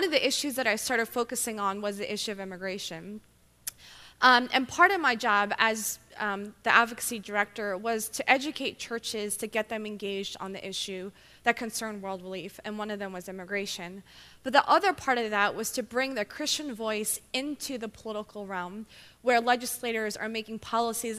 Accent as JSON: {"language": "English", "town": "Philadelphia", "region": "Pennsylvania", "country": "United States", "tie": "born or raised there", "moved": "as an adult", "lives_now": "Baltimore, United States", "said": "I'm originally from, born and raised in Philadelphia."}